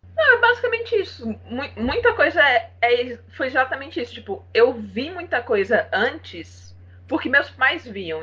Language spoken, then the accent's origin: Portuguese; Ceará, Brazil; Eu sou cearense, sou fotógrafa